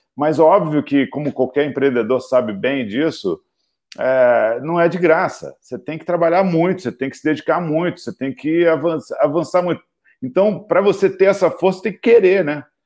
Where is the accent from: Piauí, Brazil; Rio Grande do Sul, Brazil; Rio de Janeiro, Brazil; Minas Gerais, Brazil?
Rio de Janeiro, Brazil; moved away as an adult; now in São Paulo, Brazil; e eu sou carioca convicto, adoro Rio de Janeiro